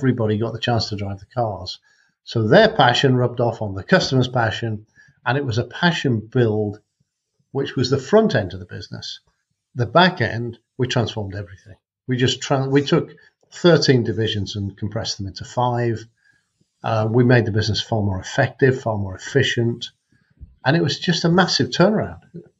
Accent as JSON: {"language": "English", "region": "North Wales", "country": "United Kingdom", "tie": "born or raised there", "also_born_or_lived": "Macclesfield", "said": "I was born in Macclesfield, but I was only there till I was three. And grew up in North Wales"}